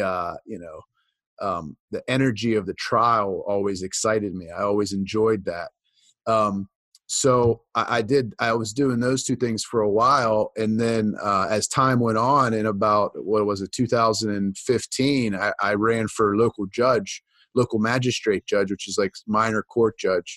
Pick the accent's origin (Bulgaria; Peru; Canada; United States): United States; just east of Pittsburgh, Pennsylvania; I grew up in Pennsylvania, just east of Pittsburgh, Pennsylvania. I still live there for the most part.